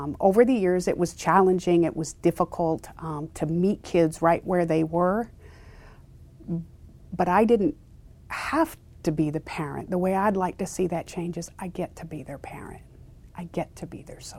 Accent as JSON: {"language": "English", "town": "Quincy", "region": "Illinois", "country": "United States", "tie": "born or raised there", "said": "I grew up in Illinois, a small town called Quincy, about an hour and a half north of St. Louis"}